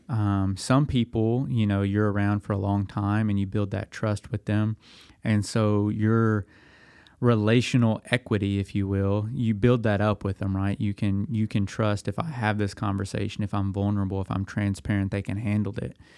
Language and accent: English; Dickson, Tennessee, United States; now in Lexington, Tennessee, United States; I'm from Middle Tennessee. I grew up in Dixon